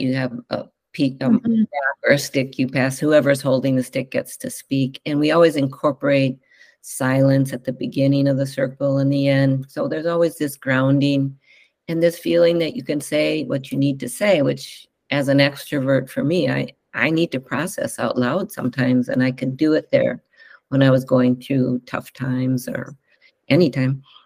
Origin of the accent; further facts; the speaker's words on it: Northfield, Minnesota, United States; moved away as an adult; also born or lived in Chicago, Illinois / Evanston, Illinois; now in Whidbey Island, United States; I grew up in the Midwest and a small town in Northfield, Minnesota